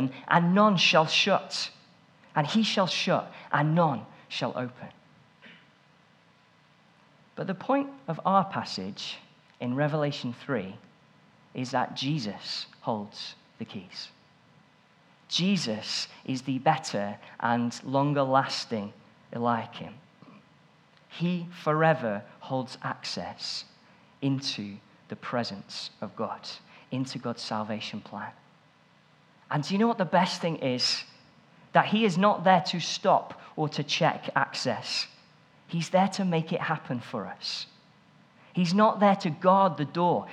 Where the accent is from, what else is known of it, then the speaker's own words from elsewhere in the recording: England, United Kingdom; I'm English